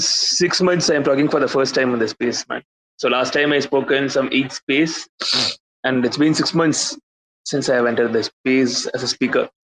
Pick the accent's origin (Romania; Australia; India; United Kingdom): India; I'm from India